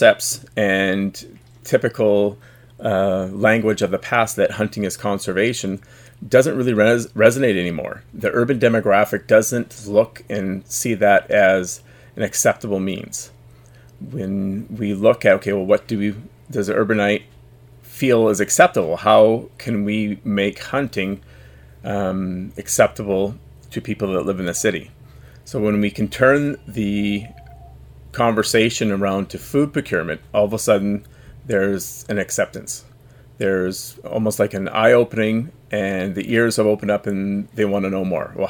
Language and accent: English; Vancouver, British Columbia, Canada; I'm from the epicenter of political decision, the Vancouver, the Lower Mainland